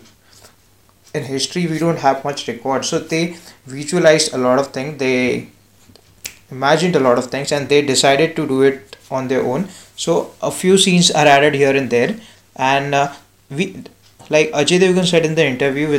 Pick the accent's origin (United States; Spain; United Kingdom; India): India; Maharashtra; I am from Maharashtra and I live in Pune